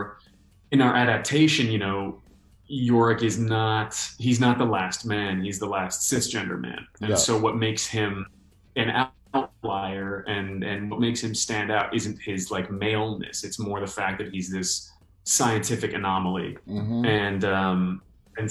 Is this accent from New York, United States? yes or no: yes; New York, United States; moved away; I'm from New York